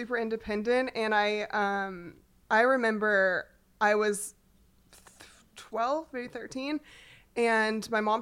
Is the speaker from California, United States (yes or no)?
yes; Orange County, California, United States; moved away as an adult; also born or lived in Austin, Texas; now in Nashville, United States; I grew up in Orange County, California.